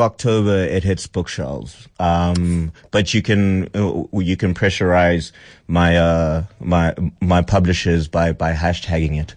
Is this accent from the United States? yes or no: no; Pretoria, Gauteng, South Africa; I grew up in Pretoria